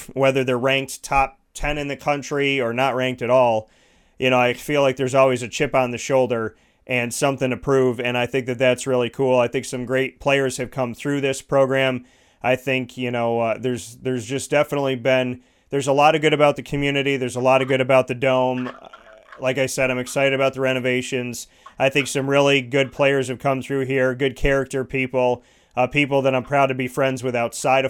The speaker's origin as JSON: {"language": "English", "town": "Syracuse", "region": "New York", "country": "United States", "tie": "born or raised there", "said": "growing up in Syracuse"}